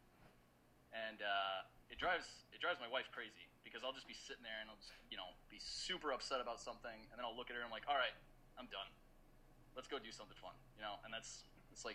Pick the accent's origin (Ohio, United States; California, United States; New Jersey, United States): New Jersey, United States; Edison; I was born actually in Edison, New Jersey, same hospital as John Bon Jovi.